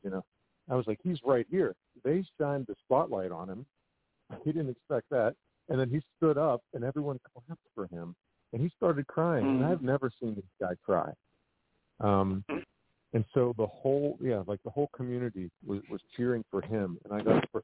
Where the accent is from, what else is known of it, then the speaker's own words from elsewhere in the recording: Pittsburgh, Pennsylvania, United States; my hometown community